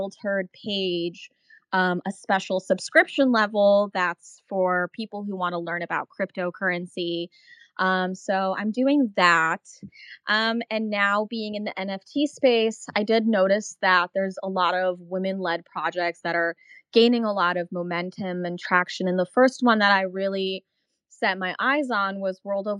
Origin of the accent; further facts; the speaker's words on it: Czechia; now in United States; I'm actually originally from Czech Republic